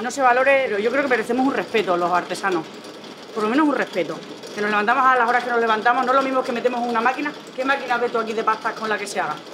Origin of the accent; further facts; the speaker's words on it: Pinofranqueado, Extremadura, Spain; moved away as an adult; also born or lived in Madrid; soy de Pino Franqueado, soy de las Urdes